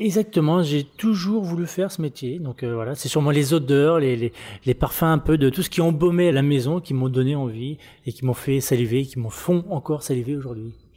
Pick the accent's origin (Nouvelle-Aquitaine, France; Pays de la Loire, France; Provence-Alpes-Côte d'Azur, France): Pays de la Loire, France; Le Mans; moved away as an adult; now in Reims, France; je suis de la Sarthe, hein, du Mans